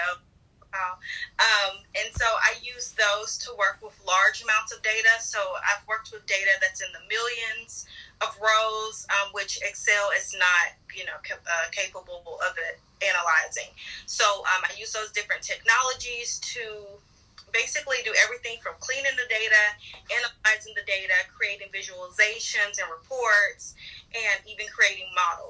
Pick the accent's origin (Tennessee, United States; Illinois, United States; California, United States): Tennessee, United States; Nashville; I love Nashville. I think it normally has been a small town.